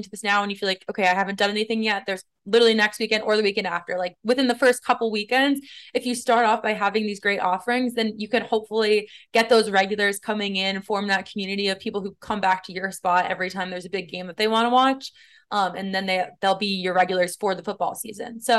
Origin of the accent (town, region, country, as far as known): Boston, Massachusetts, United States; moved away as an adult; now in New York City, United States